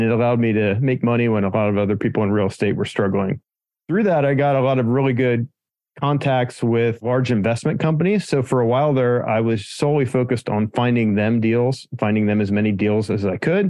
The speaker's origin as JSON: {"language": "English", "region": "Pennsylvania", "country": "United States", "moved": "as an adult", "lives_now": "San Diego, United States", "said": "I'm from Pennsylvania originally, so the other end of the United States."}